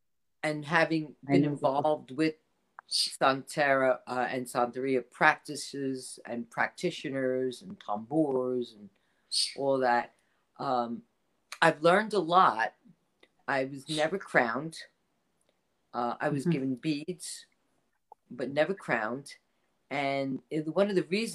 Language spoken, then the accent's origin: English; New York City, New York, United States; I grew up in the Bronx.